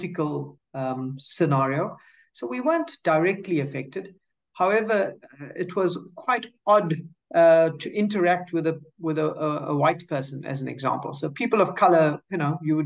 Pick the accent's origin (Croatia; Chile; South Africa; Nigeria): South Africa; also born or lived in United States; Finished high school in South Africa.